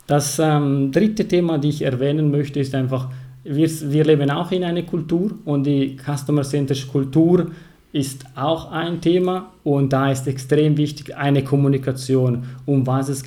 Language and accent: German; Ticino, Switzerland; German is a second language; ich komme aus Kanton Tessin. Das hört ihr gleich von meiner Stimme, von meiner Sprache